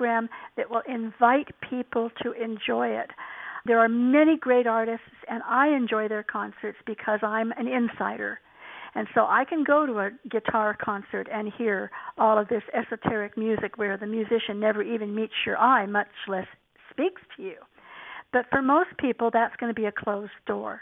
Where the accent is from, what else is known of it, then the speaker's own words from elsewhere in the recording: Fullerton, California, United States; also born or lived in Los Angeles; I grew up in Orange County in Fullerton, back when it was mostly orange groves.